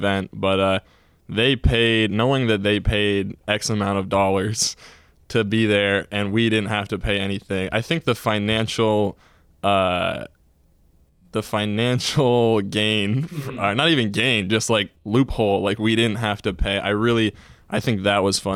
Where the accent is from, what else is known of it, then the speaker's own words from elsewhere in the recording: Essex Junction, Vermont, United States; I'm from Essex Junction, Vermont. I've kind of lived in the area.